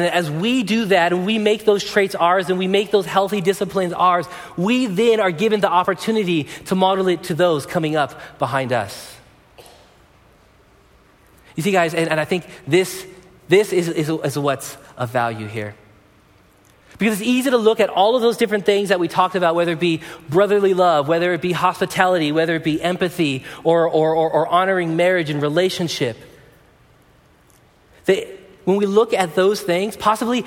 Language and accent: English; Pomona, California, United States; when I was growing up in Pomona